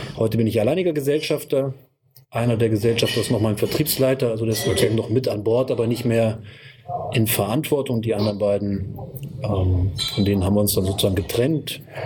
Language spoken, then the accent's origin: German; Kassel, Hesse, Germany; moved away as an adult; now in Göttingen, Germany; ich bin gebürtiger ähm, Nordhesse, Kasseläner sozusagen, mhm. wohne seit äh, fast 20 Jahren in Göttingen und arbeite hier